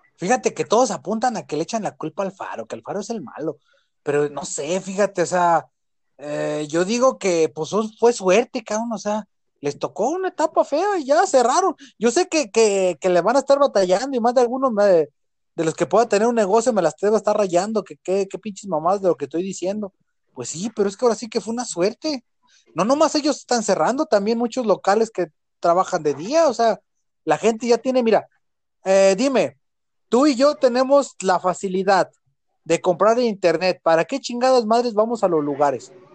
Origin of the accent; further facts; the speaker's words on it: Mexico; soy mexicano, soy guadalupano